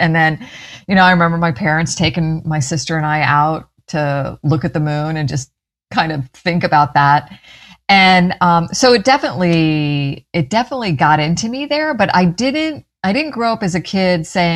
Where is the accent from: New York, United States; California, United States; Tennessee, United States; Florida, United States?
Florida, United States; Clearwater; I grew up in Clearwater, went to Clearwater High